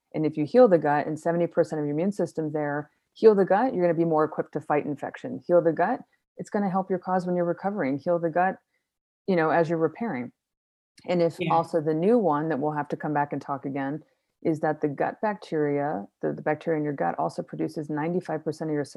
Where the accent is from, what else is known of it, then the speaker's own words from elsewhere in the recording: Florida, United States; also born or lived in Chicago; now in Colorado, United States; I grew up in Florida